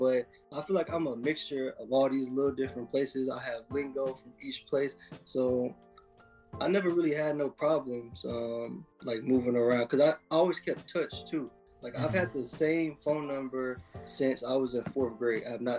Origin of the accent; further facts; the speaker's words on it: St. Louis, Missouri, United States; born there; So I was born in St. Louis, Missouri, but that's a place that a lot of people don't make it out, you know.